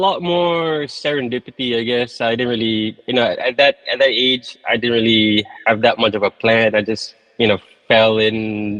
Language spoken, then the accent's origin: English; Malaysia; Malaysia. Okay. And I went to the States to study for a little bit.